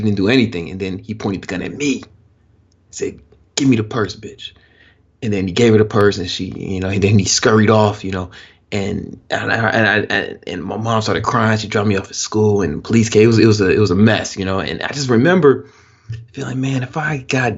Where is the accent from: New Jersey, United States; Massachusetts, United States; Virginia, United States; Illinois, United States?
Illinois, United States; Chicago; I'm from the south side of Chicago, and it's a very, very rough area.